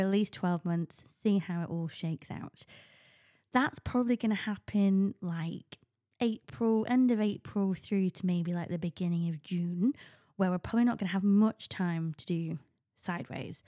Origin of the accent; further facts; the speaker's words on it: United Kingdom; as a Brit